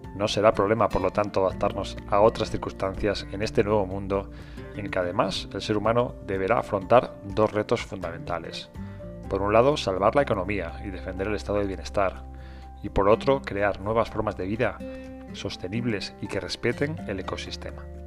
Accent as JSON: {"language": "Spanish", "town": "León", "region": "Castile and León", "country": "Spain", "said": "todas las personas que estamos en la calle somos de León"}